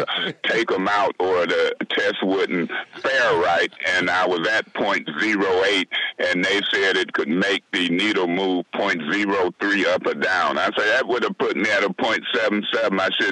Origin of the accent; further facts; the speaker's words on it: Flint, Michigan, United States; I was fixing to be the mayor of my hometown